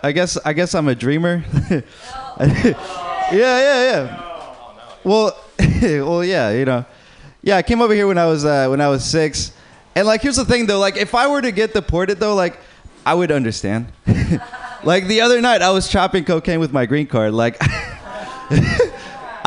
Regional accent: Uruguay; moved away; I'm from Uruguay

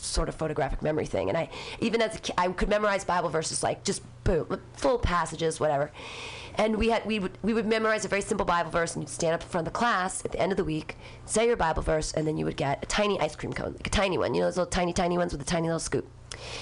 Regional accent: Danville, California, United States; also born or lived in Livermore, California; I grew up in Danville.

